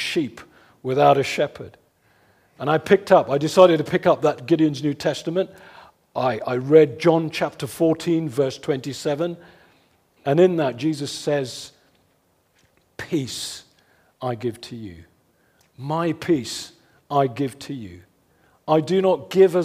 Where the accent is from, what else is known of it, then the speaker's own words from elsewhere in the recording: London, United Kingdom; my hometown in West London